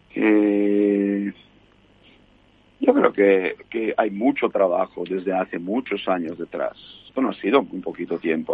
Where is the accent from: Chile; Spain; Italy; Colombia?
Italy; soy italiano